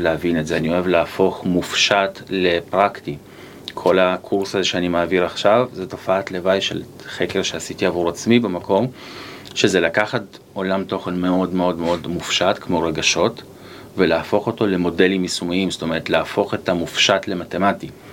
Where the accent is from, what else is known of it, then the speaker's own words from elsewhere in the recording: Haifa, Haifa District, Israel; גדלתי בשכונה בעייתית, בחיפה